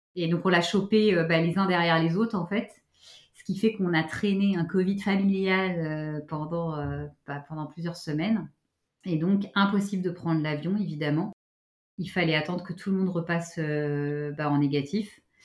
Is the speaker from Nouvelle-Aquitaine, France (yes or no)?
no; Paris, Île-de-France, France